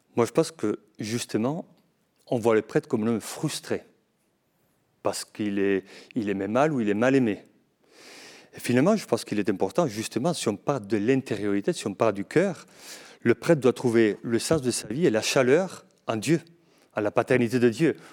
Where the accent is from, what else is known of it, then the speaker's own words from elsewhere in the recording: Navarre, Spain; French is a second language; moved away as an adult; also born or lived in Padua, Italy / Toulouse, France; now in Lourdes, France; je suis né à Navarre, mais du côté espagnol. Et j'ai fait mes études en Italie, à Padoue, et après, je continue ma formation à Toulouse